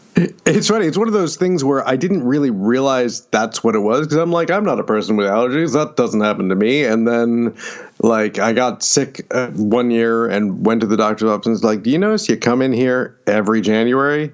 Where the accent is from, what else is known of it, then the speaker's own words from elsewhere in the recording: Syracuse, New York, United States; moved away as an adult; also born or lived in Pennsylvania; now in Austin, United States; I grew up just outside of Syracuse